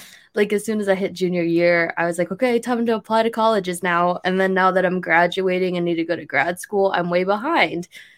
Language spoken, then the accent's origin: English; Ashtabula, Ohio, United States; moved away as an adult; now in Columbus, United States; so I'm from Northeast Ohio. I usually tell people Cleveland, which is a complete lie. It's just like people don't know where Ashtabula is. So if you do, great. If you don't, it's like in the very pointy Northeast tip of Ohio. Super small town.